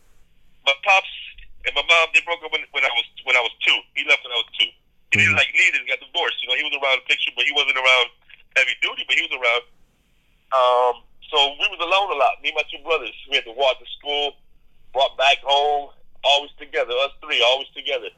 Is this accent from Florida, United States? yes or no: yes; Miami, Florida, United States; also born or lived in Chicago, Illinois, United States / Puerto Rico (parents); I left down to Miami